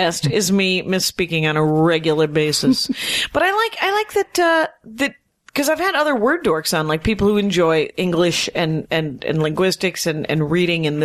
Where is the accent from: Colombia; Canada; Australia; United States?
United States; Wisconsin; now in Los Angeles, United States; I grew up in Wisconsin, which had white people and then other white people